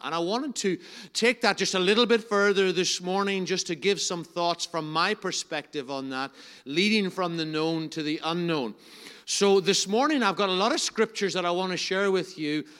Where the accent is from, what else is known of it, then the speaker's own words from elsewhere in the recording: Enniskillen, Northern Ireland, United Kingdom; I'm from Enniskillen